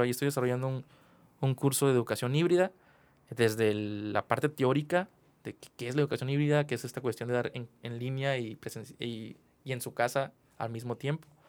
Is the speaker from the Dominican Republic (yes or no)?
no; Mexico; como ciudadano mexicano